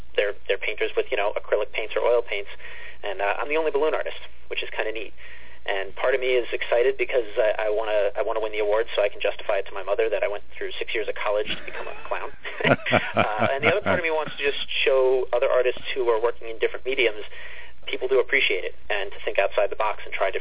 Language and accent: English; East Meadow, New York, United States; back in East Meadow, in my hometown where I was born and grown up